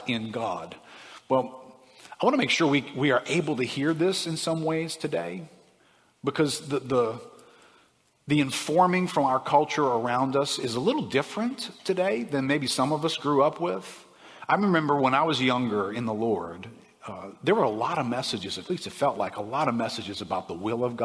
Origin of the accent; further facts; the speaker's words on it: United States; growing up in America